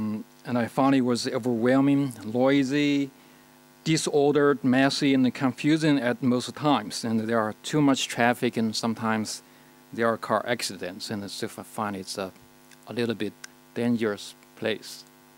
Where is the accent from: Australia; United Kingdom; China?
China; moved away; I was actually born in China in the 1970s and in the countryside. And obviously, I'm now living in the number one livable cities anywhere in the world, so I'm urban now.